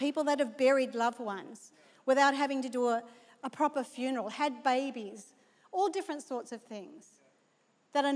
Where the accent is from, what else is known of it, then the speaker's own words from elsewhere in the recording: Australia; moved away; being an Aussie